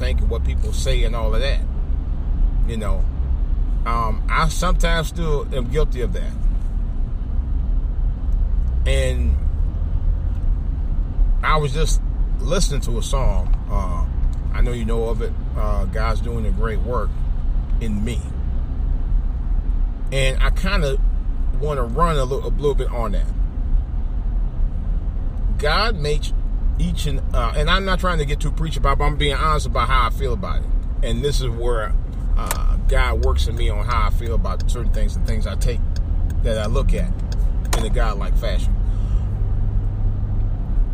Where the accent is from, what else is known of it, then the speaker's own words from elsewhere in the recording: Cleveland, Ohio, United States; also born or lived in Washington metropolitan area (DMV); now in Washington metropolitan area, United States; growing up in Cleveland, and even since I've been down here in the DMV for the last 30 years